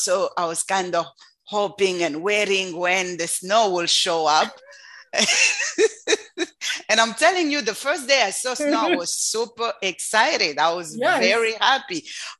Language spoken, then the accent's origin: English; Lubumbashi, Haut-Katanga, DR Congo; moved away as an adult; also born or lived in South Africa; now in United States; So I'm from the DRC.